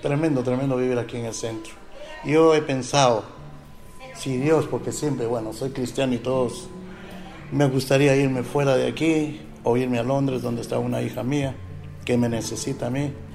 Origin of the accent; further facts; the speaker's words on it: Ecuador; moved away as an adult; now in Spain; Soy de Ecuador